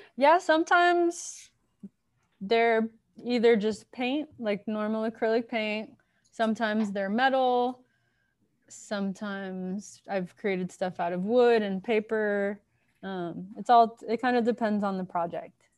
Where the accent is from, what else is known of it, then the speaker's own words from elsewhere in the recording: Miami, Florida, United States; also born or lived in Baltimore, Maryland; I'm from Miami, Florida, third generation, and grew up there